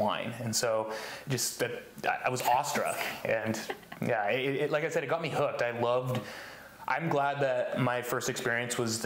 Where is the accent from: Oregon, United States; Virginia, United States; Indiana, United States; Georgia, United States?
Oregon, United States; also born or lived in Washington; I grew up part time in Oregon and part time in Washington.